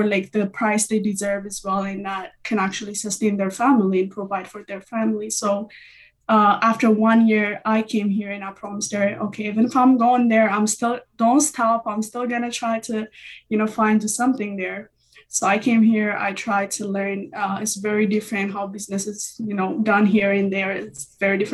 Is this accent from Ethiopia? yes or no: yes; Ethiopia; moved away as an adult; I'm originally from Ethiopia. I came here about 4 years.